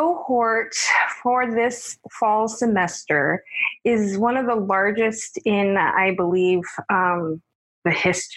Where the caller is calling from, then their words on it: Atlanta, Georgia, United States; I'm calling from Atlanta, Georgia.